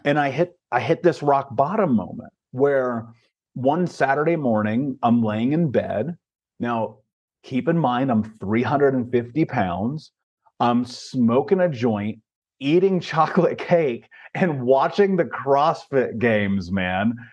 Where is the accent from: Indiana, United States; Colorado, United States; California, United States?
Indiana, United States; Indianapolis; I grew up in Indianapolis, Indiana, in America.